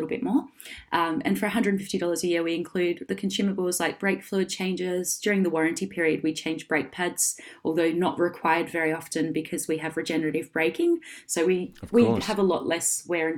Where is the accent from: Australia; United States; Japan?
Australia; Perth, Western Australia; now in Sydney, Australia; And I'm from Perth